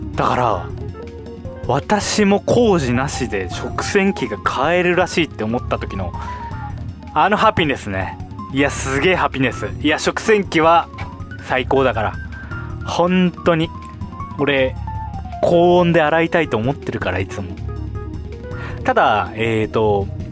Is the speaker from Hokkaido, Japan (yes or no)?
yes; Sapporo, Hokkaido, Japan; 私生まれも育ちも札幌